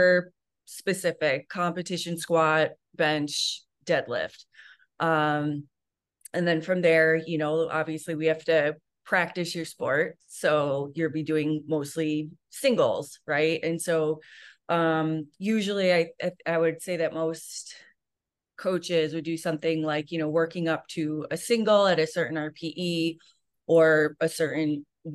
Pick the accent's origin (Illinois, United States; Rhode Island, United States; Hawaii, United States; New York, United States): New York, United States; now in California, United States; I'm from New York